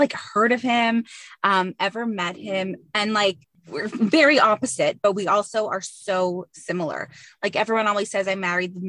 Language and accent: English; Dollard-des-Ormeaux, Quebec, Canada; So I'm a Dollard girl.